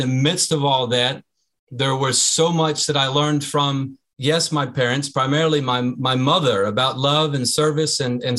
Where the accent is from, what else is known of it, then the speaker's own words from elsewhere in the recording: United States; I, as an American relief worker, humanitarian aid worker